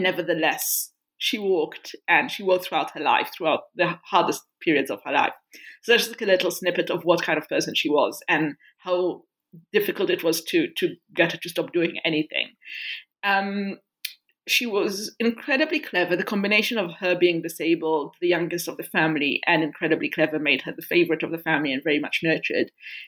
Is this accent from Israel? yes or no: yes; Israel; I was raised in Israel, and I was a human rights and peace activist throughout my teenage years and beyond that.